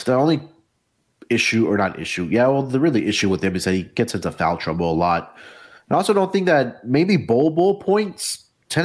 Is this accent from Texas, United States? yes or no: yes; Houston, Texas, United States; born or raised there